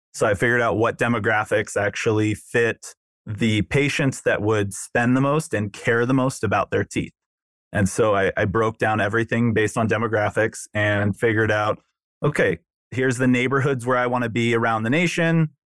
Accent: Newport Beach, California, United States; moved away as an adult; also born or lived in Chicago; I grew up in Southern California, Newport Beach

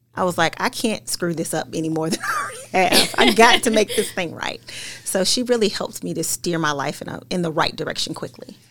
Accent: Paducah, Kentucky, United States; I grew up in Paducah, Kentucky, a small town in Western Kentucky

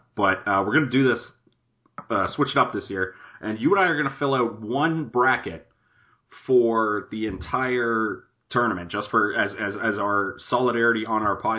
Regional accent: Canada; we're Canadian up

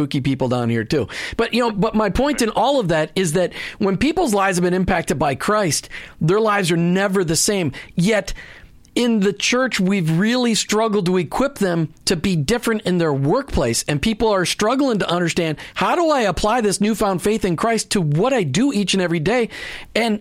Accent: Minnesota, United States; now in Tampa Bay, United States; growing up in Minnesota

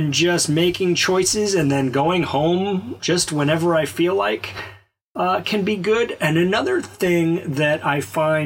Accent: Alabama, United States; I grew up in Alabama

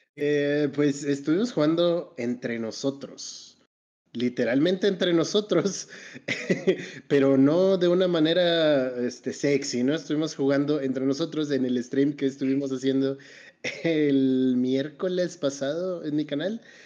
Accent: Mexico; como mexicano

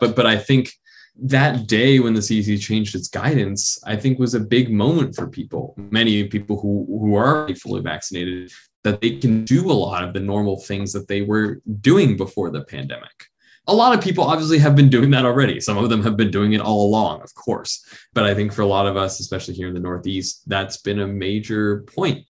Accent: Hong Kong; moved away; also born or lived in New York; I grew up in Hong Kong. And when I had moved there in 05

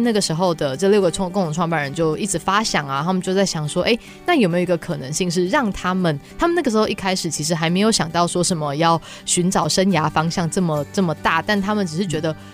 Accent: Taiwan; moved away as an adult; also born or lived in United States; 我在台湾教育体制长大

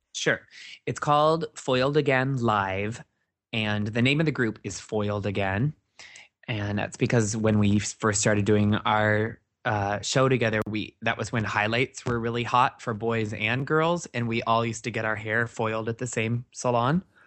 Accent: Midwest, United States; moved away; also born or lived in Northwest Iowa; I'm from the Midwest.

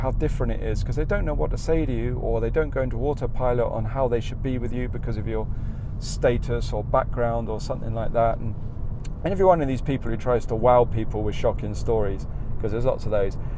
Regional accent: Australia; accent: Australian; moved away; as soon as I chat eh, with someone and they hear my accent in this country, they know I'm from Australia, so I can't hide that.

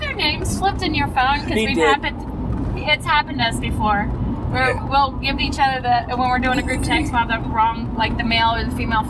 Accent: Texas, United States; I am actually from Texas.

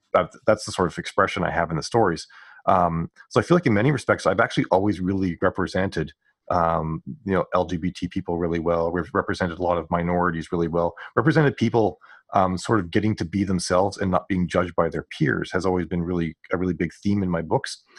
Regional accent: Western Canada, Canada; I grew up in Ca-, Western Canada

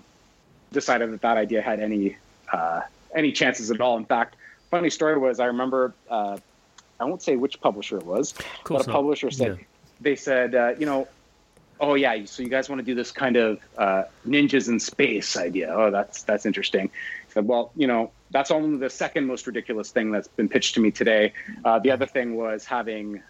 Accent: London, Ontario, Canada; also born or lived in Edmonton; this is my hometown, London, Ontario

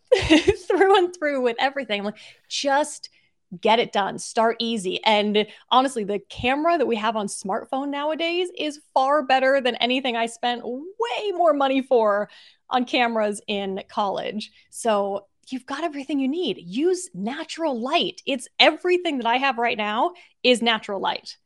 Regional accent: Seattle, Washington, United States; moved away as an adult; also born or lived in Australia; I grew up in Seattle

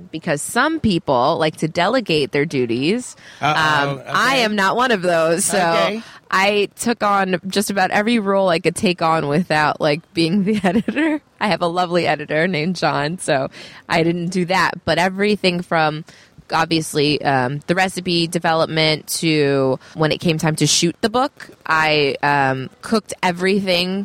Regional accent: Canada; now in Northern California, United States; I'm Canadian born

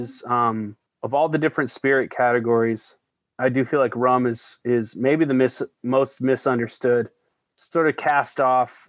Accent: Denver, Colorado, United States; moved away; Tattered Cover Bookstore in Denver, Colorado. Just a thrill to be back there. My hometown and my hometown bookstore.

